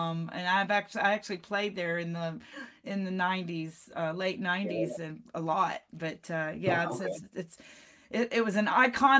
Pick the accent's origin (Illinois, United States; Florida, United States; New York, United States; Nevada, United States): Florida, United States; Pensacola; also born or lived in Texas; I grew up down there. I'm a Texas girl. I was born in Texas, but I spent a lot of time Pensacola Beach, Gulf Breeze, you know, went to elementary and middle school, a little bit of high school down there